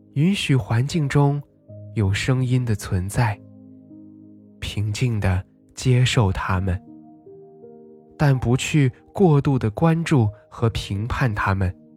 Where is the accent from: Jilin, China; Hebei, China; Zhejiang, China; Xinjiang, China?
Xinjiang, China; Nalati Grassland; 我家乡那拉提大草原